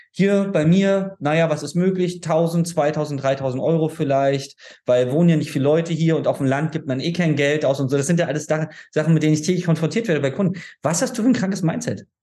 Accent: Berlin, Germany; also ich komme ja aus Berlin, deswegen für mich ist da, wo du wohnst, klein

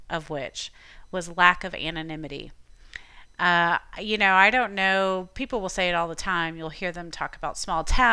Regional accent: Tampa, Florida, United States; moved away as an adult; now in Southwest Virginia, United States; I grew up in Tampa, Florida, and graduated high school, graduated college there

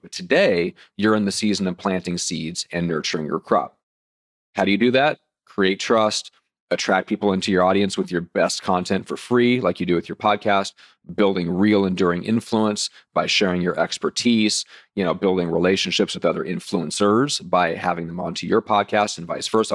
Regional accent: Nebraska, United States; I'm from Nebraska, so let's say cornfields

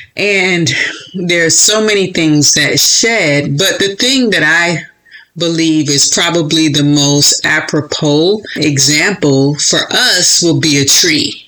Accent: Florida, United States; moved away; also born or lived in Chicago; I was born and raised in Florida

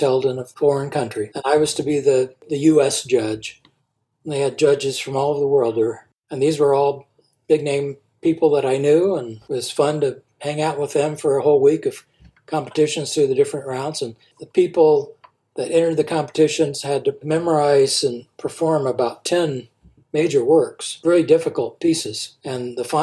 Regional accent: Nebraska, United States; I'm from Nebraska

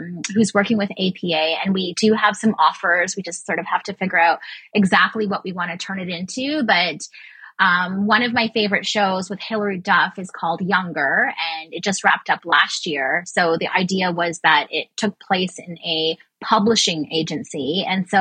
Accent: Canada; as a Canadian

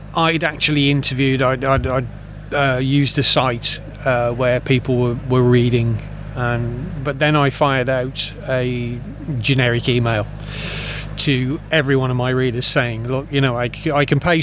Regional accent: Dudley, West Midlands, United Kingdom; accent: Dudley; I've got a terrible Dudley accent. I'm from the Black Country

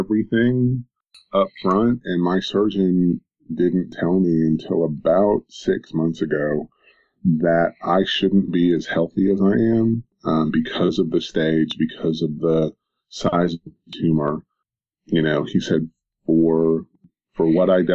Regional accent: Knoxville, Tennessee, United States; born or raised there

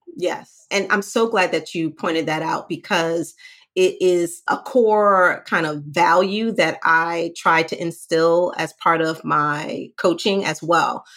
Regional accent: New York City, New York, United States; I'm from Brooklyn. I grew up in the hood.

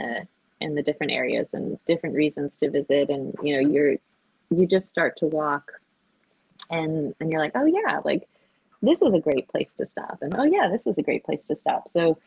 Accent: Japan; I think growing up in Japan, you are exposed to this standard of beauty so much that it becomes like somewhat innate in you

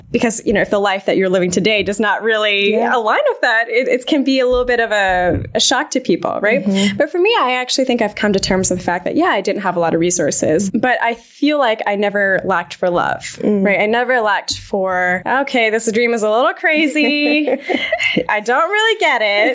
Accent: Vancouver, British Columbia, Canada; moved away as an adult; now in United States; I grew up in Vancouver, Canada

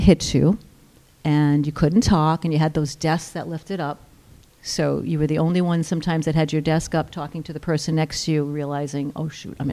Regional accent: Westerly, Rhode Island, United States; moved away as an adult; I am from here, born, raised here, and I left when I was 18 and just came back 2 years ago.

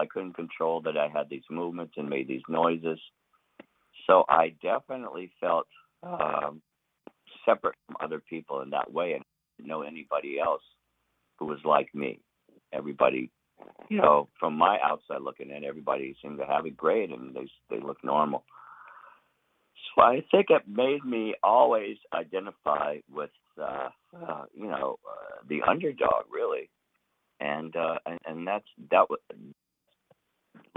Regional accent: the South, United States; growing up in the South

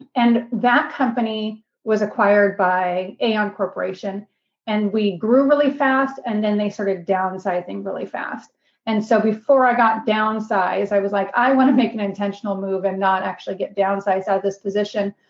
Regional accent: Seattle, Washington, United States; moved away as an adult; also born or lived in Bellingham, Washington / Houston, Texas; now in Greenville, United States; I grew up in Seattle. My dad still lives in the same house that I grew up

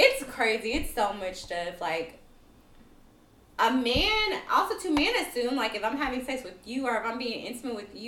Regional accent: the South, United States; I grew up in the South.

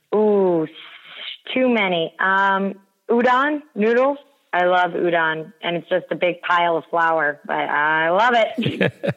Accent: United States; We in America

